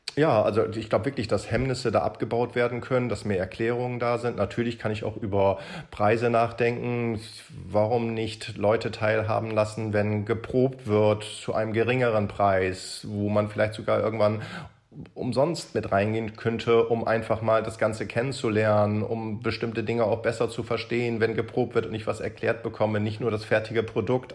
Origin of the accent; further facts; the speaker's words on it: Hamburg, Germany; Ich komme ja aus Hamburg